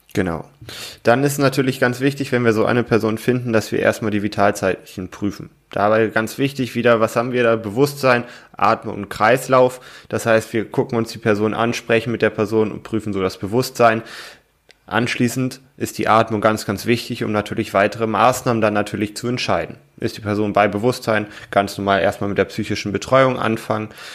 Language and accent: German; Germany; bei uns in Deutschland